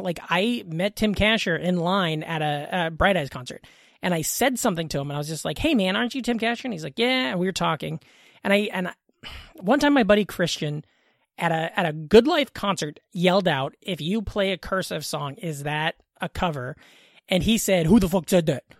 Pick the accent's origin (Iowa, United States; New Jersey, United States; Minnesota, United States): Iowa, United States; Glenwood; also born or lived in Council Bluffs, Iowa; I grew up in Iowa in a small town in Southwest Iowa. We're right over the river from Omaha